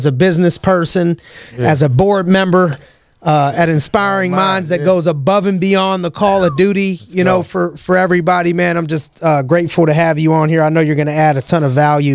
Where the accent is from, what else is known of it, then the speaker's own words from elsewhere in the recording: Youngstown, Ohio, United States; my hometown, Youngstown, Ohio